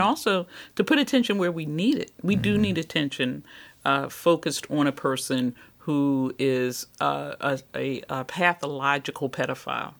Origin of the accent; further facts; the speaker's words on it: Philadelphia, Pennsylvania, United States; I'm from West Philly. Uh-huh. I'm an urban kid